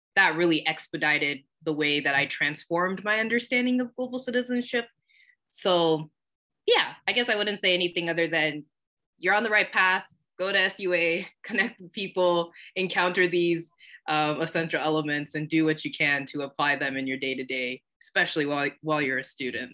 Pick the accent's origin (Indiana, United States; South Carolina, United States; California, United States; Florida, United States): California, United States; Corona; moved away as an adult; also born or lived in San Bernardino, California; now in Cambridge, Massachusetts, United States; originally, I grew up in Southern California, born in San Bernardino, but raised in a small, nice bed city called Corona